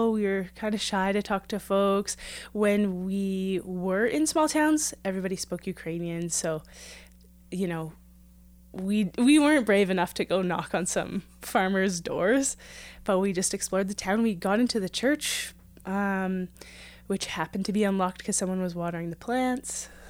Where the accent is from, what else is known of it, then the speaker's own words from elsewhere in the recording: Prince Albert, Saskatchewan, Canada; now in Edmonton, Canada; I've always lived in Treaty 6. I was born in Prince Albert, Saskatchewan, and I'm in Edmonton, Alberta, so right along the same river.